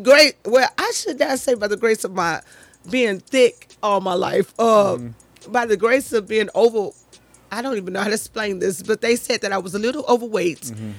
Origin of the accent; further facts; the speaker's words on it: Chicago, Illinois, United States; also born or lived in Germany; Papa had us on the South Side for a little while. Then Papa said, no South Side. I raised my daughters up North. So that's when we moved.